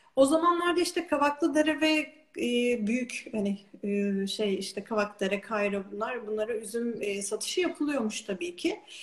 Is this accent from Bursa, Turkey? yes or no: no; İzmir, Turkey; also born or lived in Istanbul / New Zealand; İzmir'de doğdum, büyüdüm